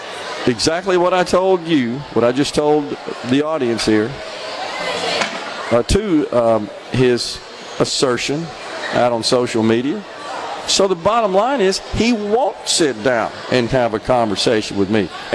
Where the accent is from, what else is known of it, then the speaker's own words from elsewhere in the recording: Jackson, Mississippi, United States; my house out there where I grew up, 4470 Maryland Drive, Jackson, Mississippi